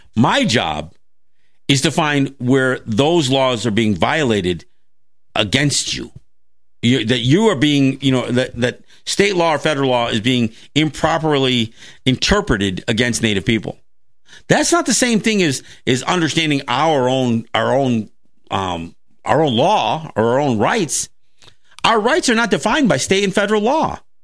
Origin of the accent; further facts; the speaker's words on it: Kahnawake, Quebec, Canada; now in Seneca Territory, United States; I'm Mohawk from Ganawagay